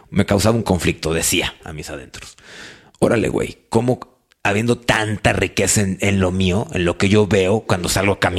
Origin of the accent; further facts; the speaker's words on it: Mexico; pues yo, yo definiéndome como mexicano y, y puedo.